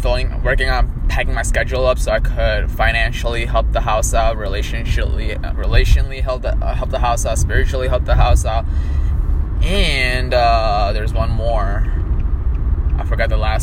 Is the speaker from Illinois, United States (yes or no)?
yes; Illinois, United States; also born or lived in India; I was born and raised in Illinois most of my life.